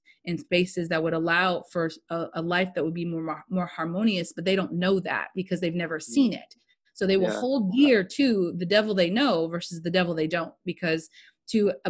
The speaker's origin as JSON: {"language": "English", "country": "United States", "said": "I'm just American and I'm a mutt"}